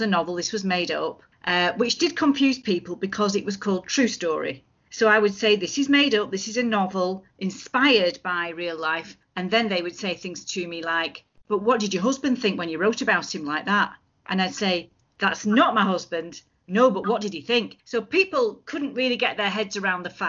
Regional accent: Lancashire, North West England, United Kingdom; moved away as an adult; now in Edinburgh, United Kingdom; I am from Lancashire

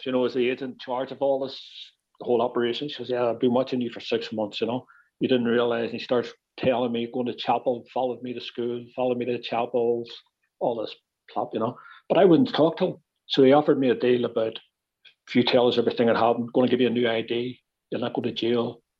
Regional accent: Belfast, Northern Ireland, United Kingdom; accent: Belfast; moved away as an adult; also born or lived in New York; we were speaking so fast, you know, Belfast accents and all

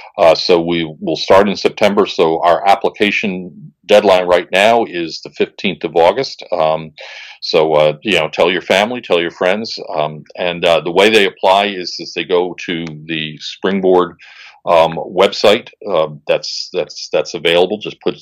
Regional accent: United States; I'm an American.

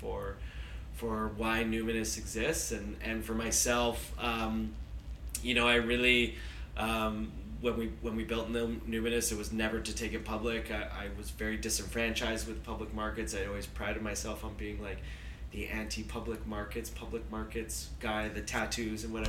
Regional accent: Vancouver, British Columbia, Canada; I grew up in Vancouver

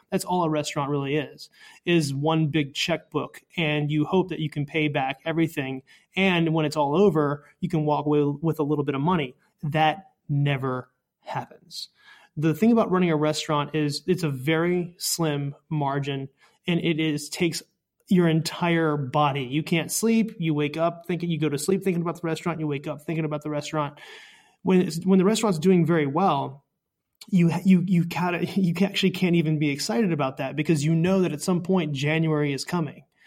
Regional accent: Maryland, United States; now in New York City, United States; I was from Maryland

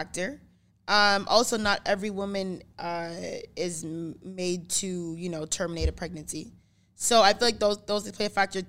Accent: Brampton, Ontario, Canada; also born or lived in Caledon, Ontario; Because I am from Brampton.

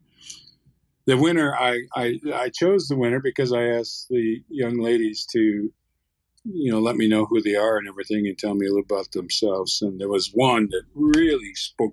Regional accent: Canada; now in Santa Fe, United States; I carry a Canadian passport, not by choice, but that's where I was born, on my reservation above the American line

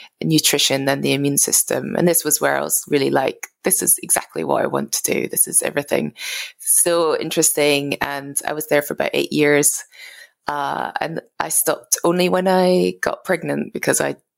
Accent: Scotland, United Kingdom; I'm originally from Scotland. I grew up in a farm in rural Scotland.

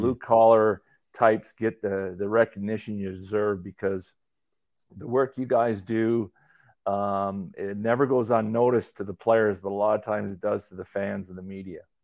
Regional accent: Calgary, Alberta, Canada; I grew up in Calgary

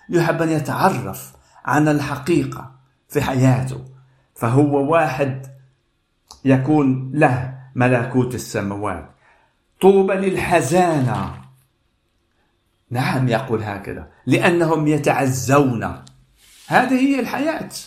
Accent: Casablanca, Casablanca-Settat, Morocco; now in Stockholm, Sweden; والرب وجهني من بلادي الدار البيضاء من المغرب إلى هذا البلد ستوكهولم

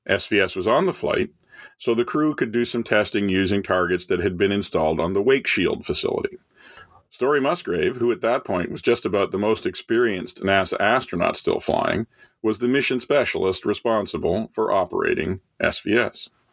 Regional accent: Canada; as a kid growing up in Canada

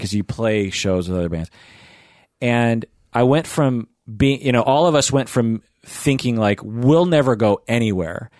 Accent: Seattle, Washington, United States; from Seattle

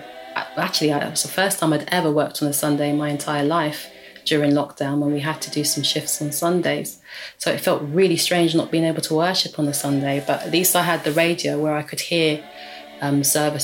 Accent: London, United Kingdom; I'm from London

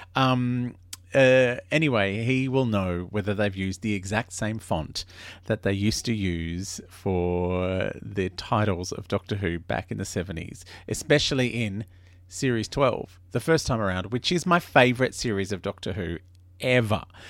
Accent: Melbourne, Victoria, Australia; I grew up in Brunswick.

